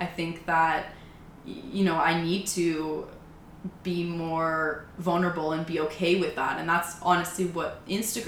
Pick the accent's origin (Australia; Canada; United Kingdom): Canada; Oakville, Ontario; also born or lived in Munich, Germany; we moved to Canada. And, yeah, so I grew up in Oakville. Went to high school there